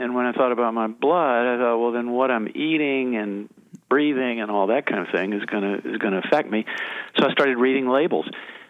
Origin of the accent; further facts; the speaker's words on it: Chattanooga, Tennessee, United States; moved away; I'm from Chattanooga, Tennessee.